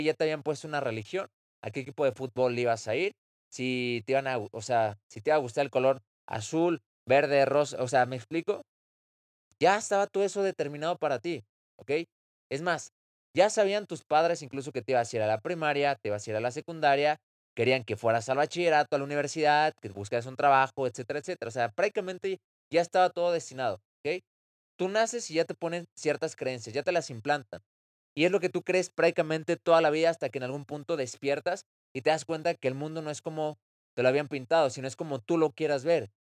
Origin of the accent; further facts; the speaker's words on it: Mexico City, Mexico; nací en la Ciudad de México